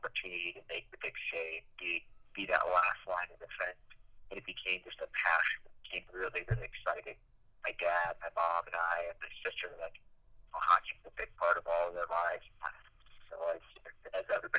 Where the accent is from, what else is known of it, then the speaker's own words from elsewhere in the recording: Michigan, United States; also born or lived in Denver; growing up in Michigan